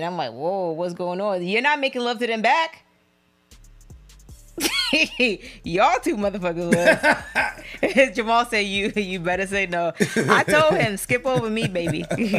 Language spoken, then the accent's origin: English; the South, United States; we're from the South.